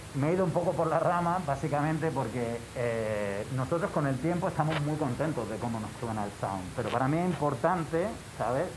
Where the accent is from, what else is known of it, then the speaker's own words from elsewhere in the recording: Granada, Andalusia, Spain; nosotros venimos de Granada